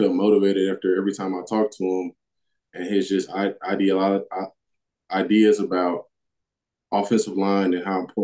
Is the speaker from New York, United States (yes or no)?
no; North Carolina, United States; moved away as an adult; Growing up in North Carolina